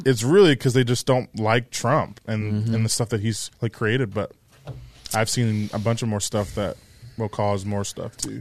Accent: United States; as a American

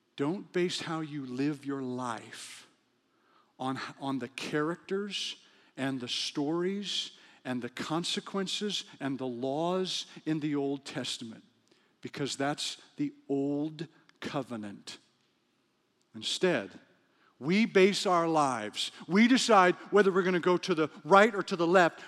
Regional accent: Western Canada, Canada; moved away; also born or lived in Cincinnati, Ohio / Africa; I'm from Western Canada

